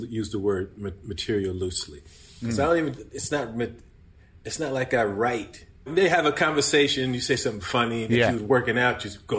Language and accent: English; New York, United States; also born or lived in Roosevelt, Long Island, New York; I grew up, I was born in Brooklyn, lived in Brooklyn until I was 11. Then I moved out to Long Island, Roosevelt, Long Island.